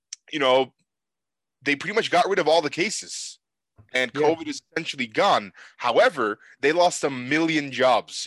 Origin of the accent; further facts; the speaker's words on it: Istanbul, Turkey; now in Calgary, Canada; my hometown of Istanbul, Turkey, where I was born